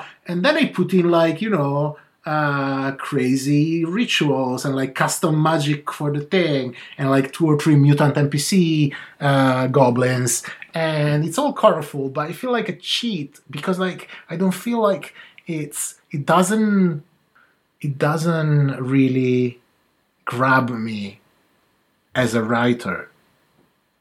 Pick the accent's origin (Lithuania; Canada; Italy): Italy; in my hometown